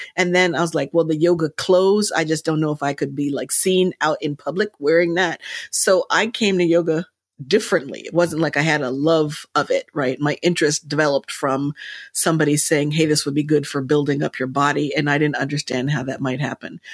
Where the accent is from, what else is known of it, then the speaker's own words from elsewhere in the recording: Princeton, New Jersey, United States; I was raised in Princeton at an A M E church.